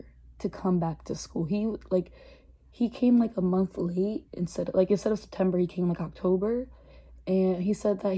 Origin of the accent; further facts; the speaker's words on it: Philadelphia, Pennsylvania, United States; I was born in Philly, raised in Philly.